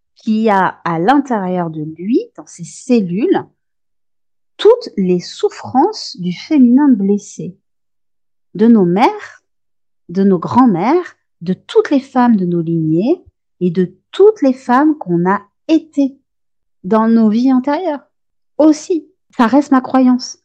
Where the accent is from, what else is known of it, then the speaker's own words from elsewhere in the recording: France; chez nous en France